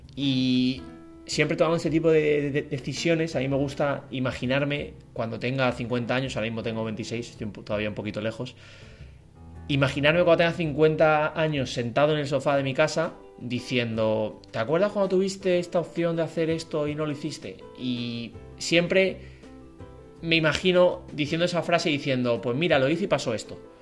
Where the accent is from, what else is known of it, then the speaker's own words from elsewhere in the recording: Madrid, Community of Madrid, Spain; now in Frankfurt, Germany; yo soy de Madrid, de España